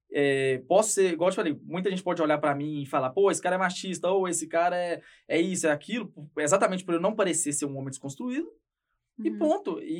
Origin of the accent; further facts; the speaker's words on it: Ipatinga, Minas Gerais, Brazil; É, sou de Patinga, região toda alagada em volta.